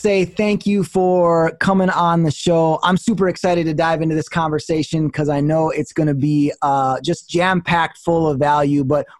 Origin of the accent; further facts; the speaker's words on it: Midwest, United States; I'm totally Midwest and people say I have an accent, but they make fun of my accent.